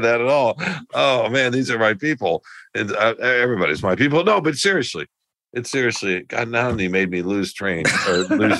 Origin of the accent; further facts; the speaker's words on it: California, United States; Oh, I know what this means because I'm smart and I'm from Southern California. But these rubes here in the Midwest don't know.